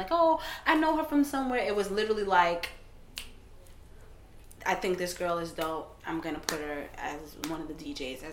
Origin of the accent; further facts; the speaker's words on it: New York, United States; also born or lived in Brooklyn / Caribbean; I'm from New York